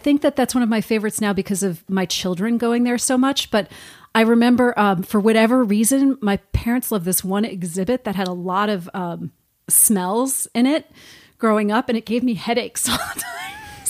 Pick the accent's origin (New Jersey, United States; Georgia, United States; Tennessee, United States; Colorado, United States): New Jersey, United States; Fort Lee; I'm from around here. I grew up in northern New Jersey in the Fort Lee, Cliffside Park area.